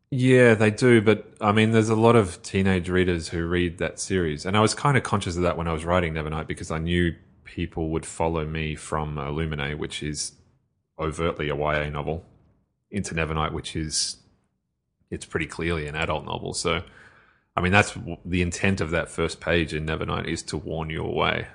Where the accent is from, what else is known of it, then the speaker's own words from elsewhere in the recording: Australia; as an Australian